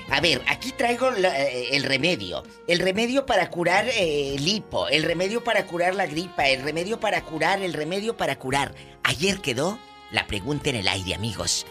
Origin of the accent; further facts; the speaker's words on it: Mexico; como decimos los mexicanos